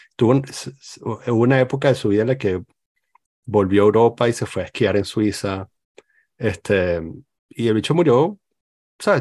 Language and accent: Spanish; Venezuela; now in Lyon, France; crecí en Venezuela